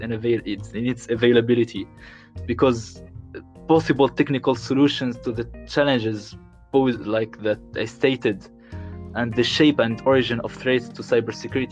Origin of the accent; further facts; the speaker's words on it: Tunisia; moved away as an adult; now in Paris, France; I'm Tunisian. I'm from Tunisia